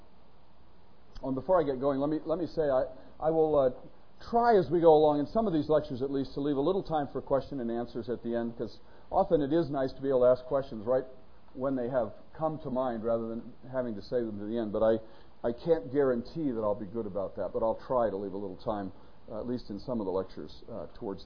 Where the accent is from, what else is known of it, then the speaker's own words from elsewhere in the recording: Northern California, United States; when I was growing up in Northern California